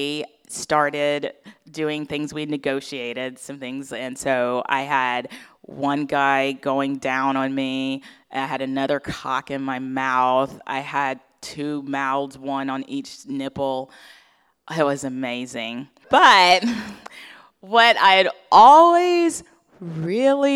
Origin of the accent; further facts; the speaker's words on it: Atlanta, Georgia, United States; my hometown of Atlanta, Georgia